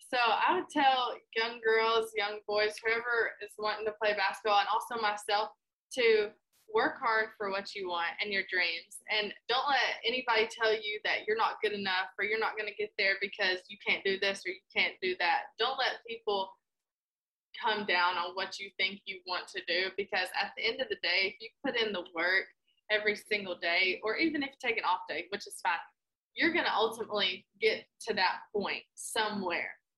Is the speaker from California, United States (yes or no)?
no; Sparta, Tennessee, United States; closer to my hometown